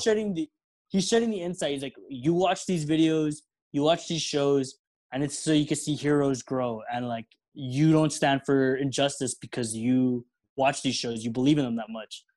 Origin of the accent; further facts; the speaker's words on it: El Paso, Texas, United States; we're all here from El Paso. All we know is Mexican life